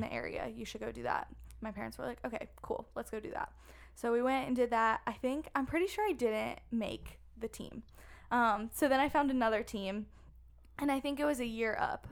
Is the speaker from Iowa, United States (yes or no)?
no; Maryland, United States; moved away as an adult; also born or lived in South Carolina; growing up in Maryland, I started soccer at a very young age